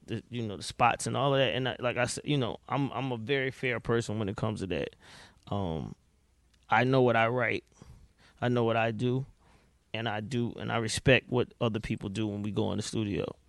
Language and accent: English; Atlanta, Georgia, United States; I was here, I'm here, I'm from Atlanta